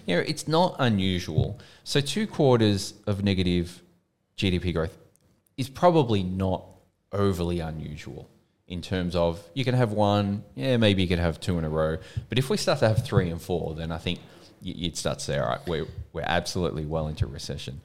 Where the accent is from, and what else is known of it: Melbourne, Victoria, Australia; also born or lived in United Kingdom